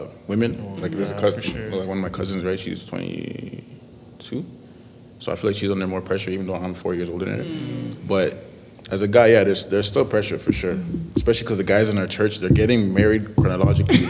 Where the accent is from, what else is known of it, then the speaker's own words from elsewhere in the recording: Nigeria; I'm Nigerian